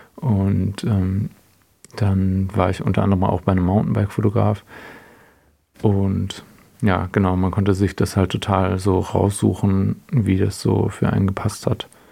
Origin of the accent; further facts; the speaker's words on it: Herrenberg, Baden-Württemberg, Germany; moved away as an adult; also born or lived in Kiel; now in Hamburg, Germany; ich bin in einer kleineren Stadt in der Nähe von Stuttgart aufgewachsen